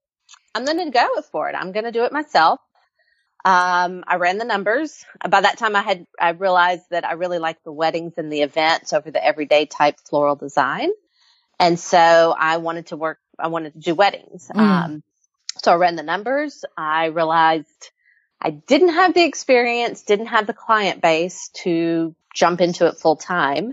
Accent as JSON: {"language": "English", "town": "Fayetteville", "country": "United States", "tie": "born or raised there", "said": "I moved back to my hometown of Fayetteville"}